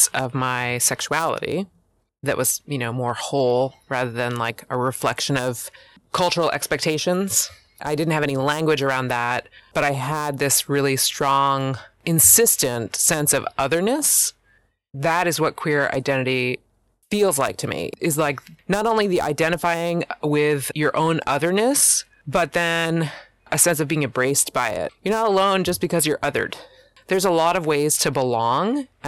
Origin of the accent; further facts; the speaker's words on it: Pennsylvania, United States; moved away as an adult; now in Oregon, United States; I am born and raised in Pennsylvania and relocated to Oregon at 30.